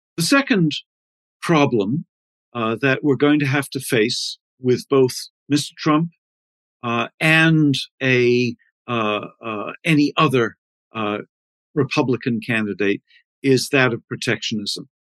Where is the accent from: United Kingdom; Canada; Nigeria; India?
Canada; as a Canadian